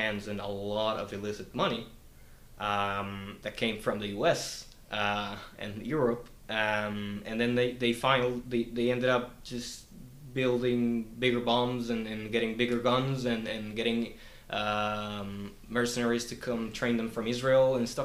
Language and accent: English; Colombia; now in New Zealand; I come from Colombia, and in Colombia I was forced to leave my home and relocate because of the violence that was going on there